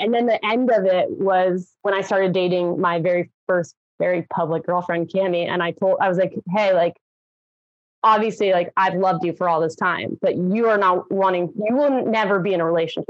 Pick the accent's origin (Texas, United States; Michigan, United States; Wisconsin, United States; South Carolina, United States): Texas, United States; Growing up in Texas